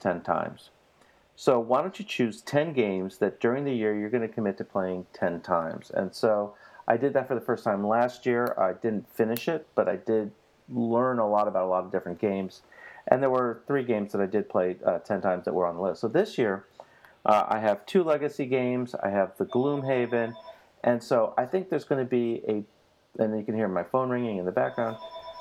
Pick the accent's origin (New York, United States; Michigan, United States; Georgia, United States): New York, United States; New York City; I'm from Queens.